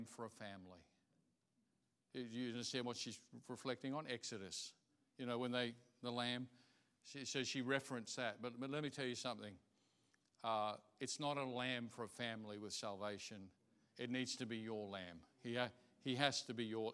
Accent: Australia; I'm Australian. I love this place. I see other places, but I'm of this place

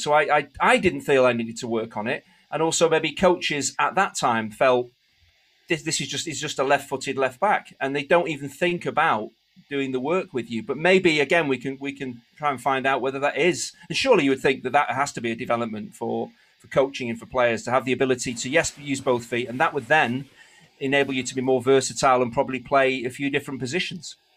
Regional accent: England, United Kingdom; My dad was English. I was born in Eng-

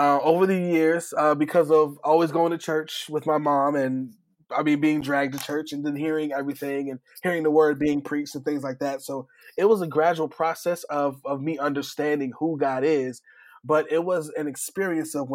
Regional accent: New Haven, Connecticut, United States; I grew up in New Haven, Connecticut

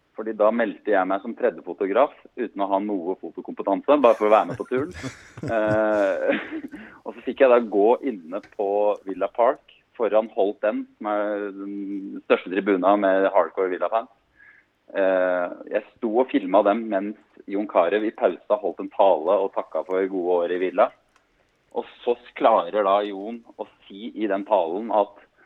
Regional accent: Hemsedal, Buskerud, Norway; Jeg er fra Hemsedal, og kona er fra Ålesund

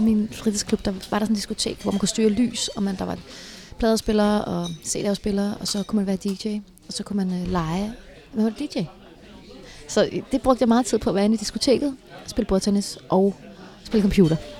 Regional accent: Herlev, Capital Region of Denmark, Denmark; min, at min opvækst i Herlev var helt fantastisk

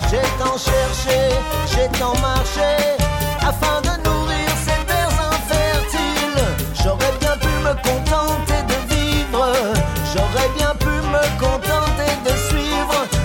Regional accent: Peru; now in Saint John, Canada; soy de Perú, me encuentro viviendo en San John

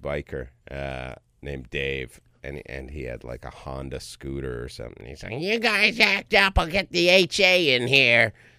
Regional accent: Toronto, Ontario, Canada; moved away; Born and raised in Toronto, Ontario, Canada.

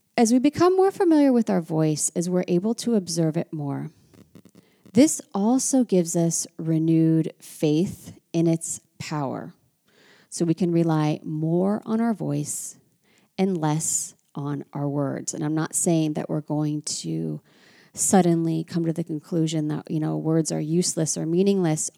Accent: United States; now in France; as an American living in France

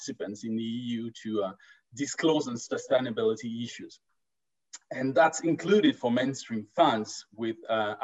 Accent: France; now in Stockholm, Sweden; I'm actually from France, and we'll guess from the accent.

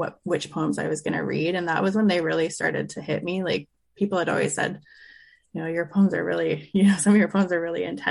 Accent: Revelstoke, British Columbia, Canada; I grew up in Revelstoke, British Columbia

